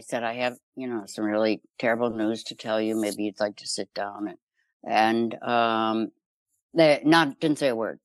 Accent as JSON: {"language": "English", "town": "Chicago", "region": "Illinois", "country": "United States", "tie": "born or raised there", "said": "I grew up in Chicago"}